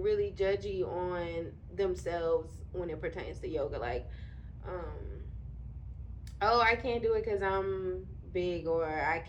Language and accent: English; Alexandria, Louisiana, United States; moved away as an adult; also born or lived in Baton Rouge, Louisiana; now in Houston, United States; I'm from Louisiana, from Alexandria, Louisiana, a small town girl. And I moved to Houston in 2018.